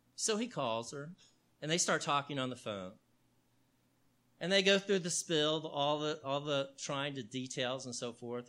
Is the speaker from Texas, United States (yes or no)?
yes; Houston, Texas, United States; I grew up in Houston, Texas